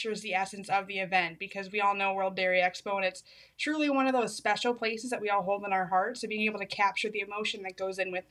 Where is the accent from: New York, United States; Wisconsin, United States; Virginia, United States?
Wisconsin, United States; Lancaster; I grew up in Lancaster, Wisconsin, down in good old Grant County